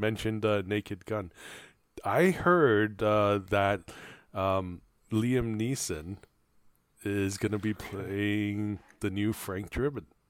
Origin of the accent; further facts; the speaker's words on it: Taiwan; now in Canada; growing up in Taiwan